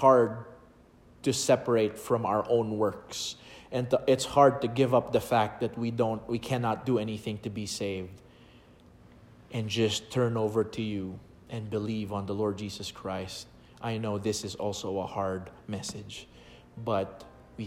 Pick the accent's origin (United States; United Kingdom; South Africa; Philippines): Philippines; I was born in the Philippines